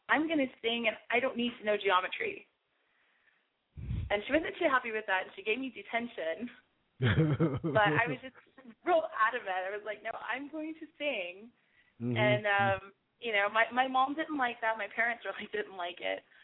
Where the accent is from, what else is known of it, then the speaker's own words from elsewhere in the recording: Aransas Pass, Texas, United States; I was born in Aransas Pass, Texas